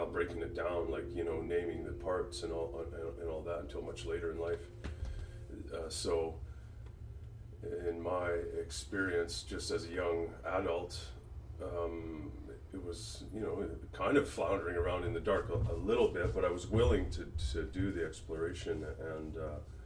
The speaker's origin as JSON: {"language": "English", "region": "West Coast", "country": "United States", "tie": "born or raised there", "said": "I grew up on the West Coast"}